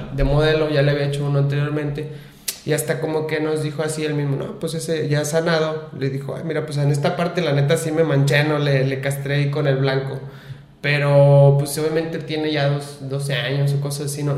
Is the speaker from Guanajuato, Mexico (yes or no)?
no; Lagos de Moreno, Jalisco, Mexico; soy de aquí de Lagos de Moreno